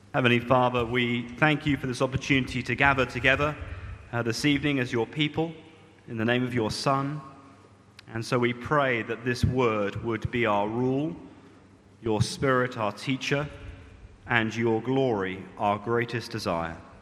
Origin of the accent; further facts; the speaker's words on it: United Kingdom; moved away as an adult; now in Malaysia; my true identity as a British man